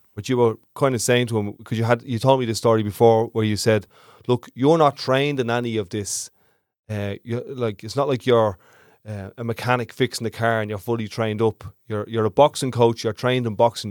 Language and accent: English; Ireland; We're all Irish